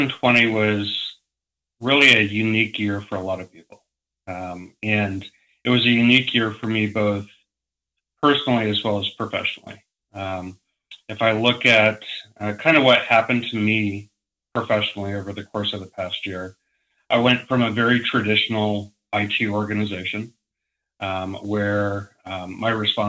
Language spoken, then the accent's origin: English; Parker, Colorado, United States; also born or lived in Englewood, Colorado / Breckenridge, Colorado; I was born outside of Denver in a town called Inglewood and lived there for a number of years. As I got older, we moved farther out from Denver to a town called Parker